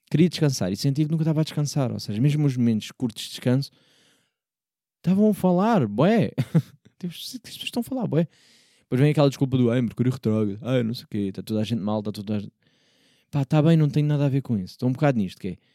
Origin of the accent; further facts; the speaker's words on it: Porto, Norte, Portugal; accent: Porto; quando, do Porto, vejo que eu digo logo Porto com, com coisa, não é? Eu carrego logo ali no, vai um sotaque sem querer, pá, desculpem lá